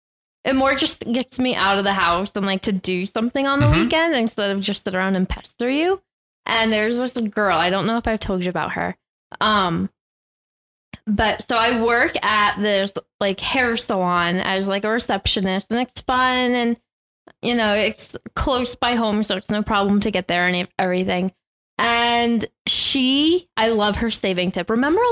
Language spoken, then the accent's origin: English; United States; especially if you're American, because as an American